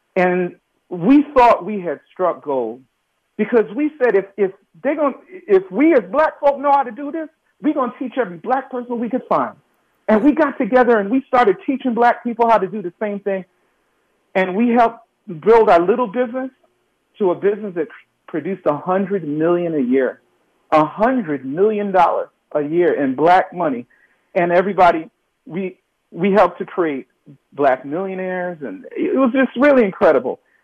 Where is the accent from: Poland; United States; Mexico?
United States; New York City, New York; I'm from New York City. I'm born in the projects in Brooklyn and grew up in New York, grew up in Queens after